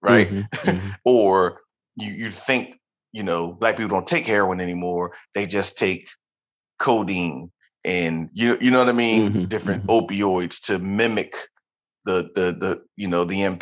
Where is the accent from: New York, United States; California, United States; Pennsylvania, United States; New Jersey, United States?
Pennsylvania, United States; Philadelphia; growing up in Philadelphia